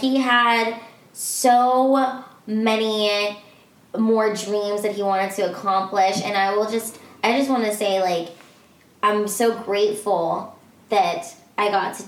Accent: Philippines; he said he was Filipino, and I was like, oh my gosh, I'm Filipino too

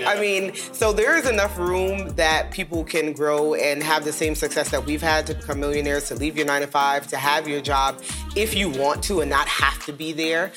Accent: New York City, New York, United States; moved away as an adult; now in Dallas, United States; two kids from Brooklyn, New York, in the projects, now living in Dallas, um, Dallas, Texas

